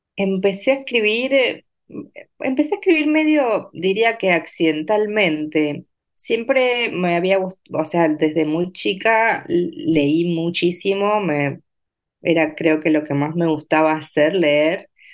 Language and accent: Spanish; Entre Ríos, Argentina; moved away as an adult; also born or lived in Paraná; now in Buenos Aires, Argentina; nací, crecí, viví hasta los 17 años en un pueblo muy pequeño de la provincia de Entre Ríos